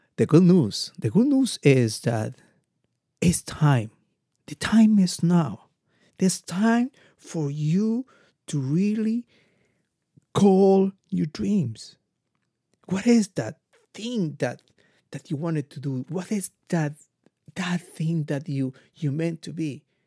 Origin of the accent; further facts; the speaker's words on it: Ecuador; I'm come from Ecuador.